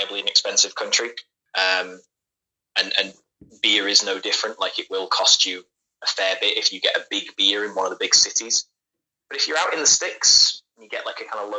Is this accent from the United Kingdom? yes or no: yes; Leeds, Yorkshire and the Humber, United Kingdom; eventually came to live in Leeds